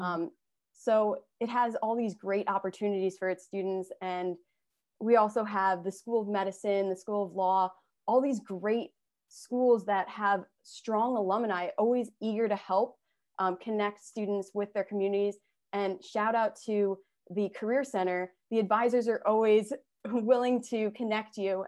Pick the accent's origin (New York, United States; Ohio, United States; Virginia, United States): New York, United States; Long Island; I grew up on Long Island